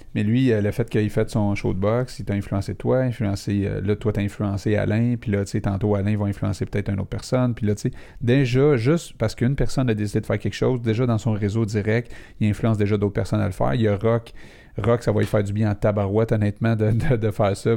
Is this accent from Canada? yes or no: yes; Laval, Quebec, Canada; on vient de Laval